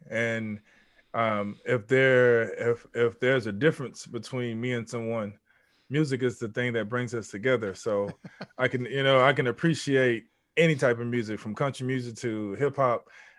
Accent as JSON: {"language": "English", "town": "Houston", "region": "Texas", "country": "United States", "tie": "born there", "also_born_or_lived": "Mississippi / Louisiana / Baltimore", "said": "No, I'm from, I was born in Houston, Texas."}